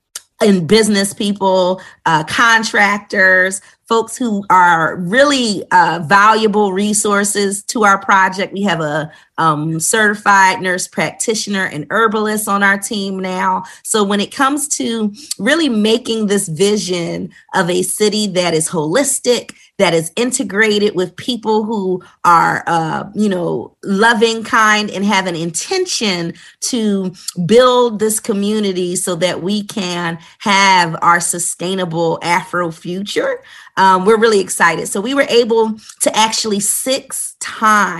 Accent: Philadelphia, Pennsylvania, United States; moved away as an adult; also born or lived in Greensboro, North Carolina; now in Stonecrest, United States; I'm originally from Philadelphia, where I went and graduated from the Philadelphia High School for Girls

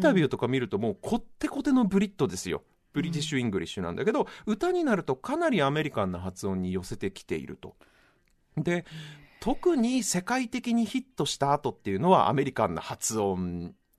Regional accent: Japan; first language Japanese

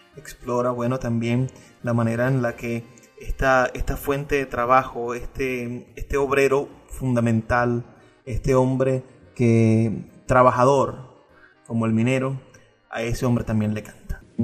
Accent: Venezuela; lo que somos como venezolanos

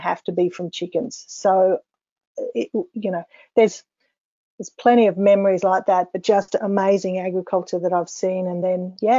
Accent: Queensland, Australia; Being a Queenslander

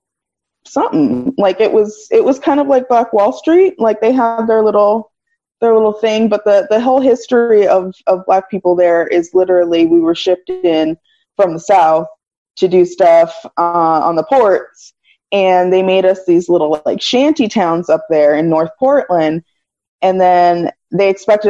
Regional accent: Nigeria; also born or lived in Cameroon; I'm Nigerian and Cameroonian.

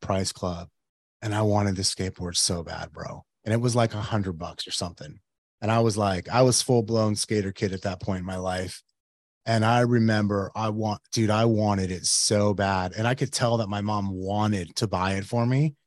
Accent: Yuma, Arizona, United States; now in Phoenix, United States; I grew up in Yuma

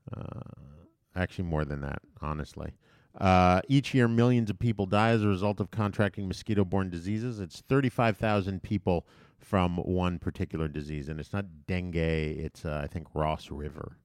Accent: U.S. Virgin Islands; When I was a child growing up in Saint Thomas

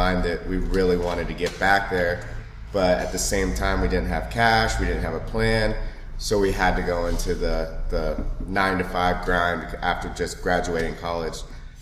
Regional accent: Seattle, Washington, United States; Seattle, man. Seattle, Washington

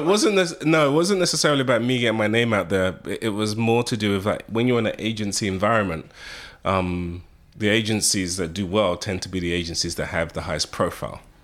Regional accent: United Kingdom; accent: British; moved away as an adult; now in United States; being British, having a British accent

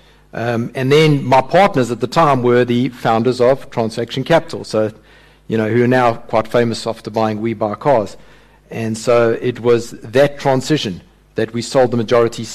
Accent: Durban, KwaZulu-Natal, South Africa; moved away as an adult; also born or lived in Johannesburg; I grew up in Durban

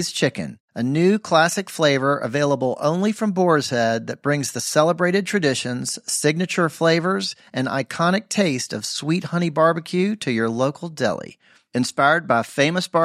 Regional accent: Memphis, Tennessee, United States; I'm from Memphis

